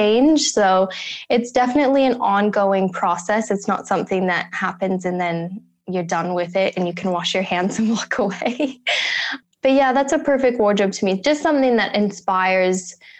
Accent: United States; moved away as an adult; now in Australia; Born and raised in America, in small town America

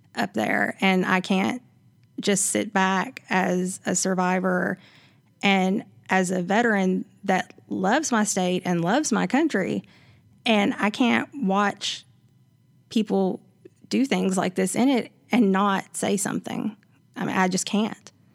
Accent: Savannah, Tennessee, United States; I'm from here. I'm from Savannah. It's right up the road.

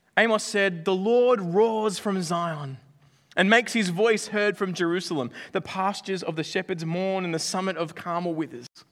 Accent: Australia; I'm Australian

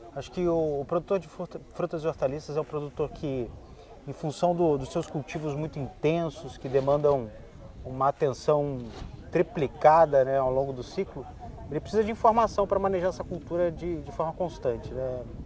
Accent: Brazil; a gente é brasileiro

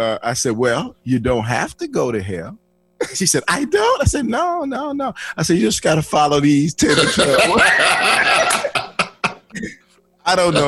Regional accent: Flint, Michigan, United States; I was born and raised in Flint, Michigan

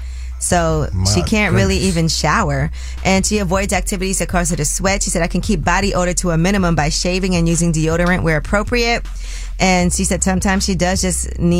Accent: New York City, New York, United States; I'm from Brooklyn, too

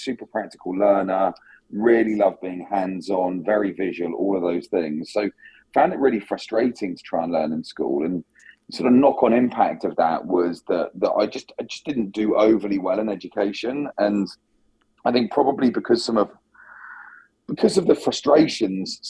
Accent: south coast of England, United Kingdom; I grew up on the south coast of England

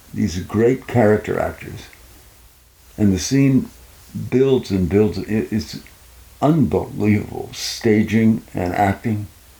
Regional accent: Wolfville, Nova Scotia, Canada; Yeah, I grew up in Wolfville, Nova Scotia.

